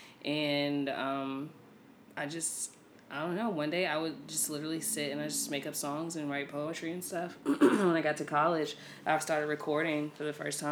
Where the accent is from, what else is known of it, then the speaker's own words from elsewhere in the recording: Temple Hills, Maryland, United States; also born or lived in Laurel, Maryland / Upper Marlboro, Maryland / Bowie, Maryland; I was born in Laurel, and I grew up in Temple Hills.